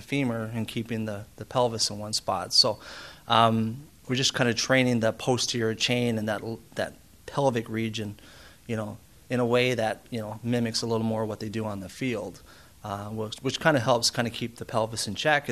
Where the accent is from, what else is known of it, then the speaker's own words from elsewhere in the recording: Canada; also born or lived in Olds, Alberta; Being a Canadian, obviously you grow up with hockey and it's in your blood